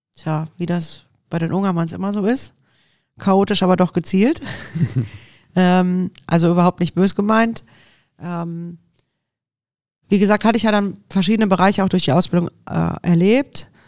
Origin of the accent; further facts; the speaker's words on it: Düsseldorf, North Rhine-Westphalia, Germany; also born or lived in Deidesheim / Munich / Sylt; als echte Düsseldorferin da zu leben